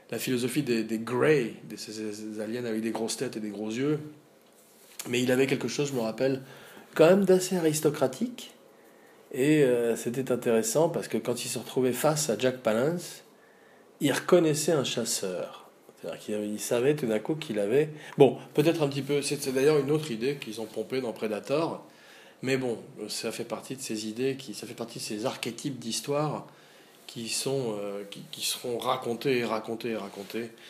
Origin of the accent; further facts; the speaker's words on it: Auvergne-Rhône-Alpes, France; un badass, comme on dit chez nous, en Auvergne.